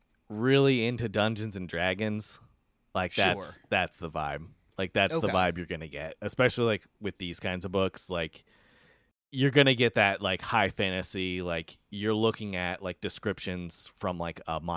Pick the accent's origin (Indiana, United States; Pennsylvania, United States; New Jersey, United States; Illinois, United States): Indiana, United States; I'm from Southern Indiana.